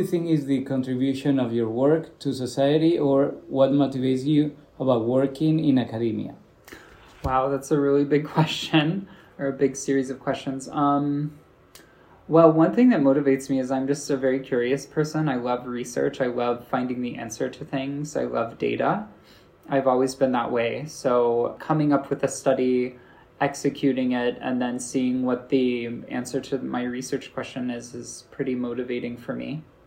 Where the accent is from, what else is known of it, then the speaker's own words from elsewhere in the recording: United States; accent: American; people in my class told me I have an American accent